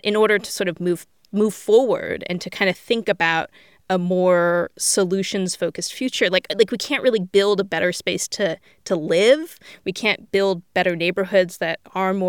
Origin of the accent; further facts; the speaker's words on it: Bay Area, California, United States; I grew up in the Bay Area